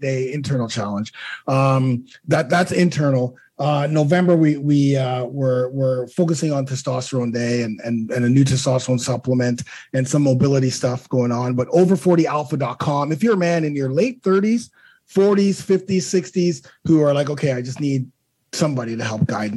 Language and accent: English; Toronto, Ontario, Canada; me being Canadian, born in Toronto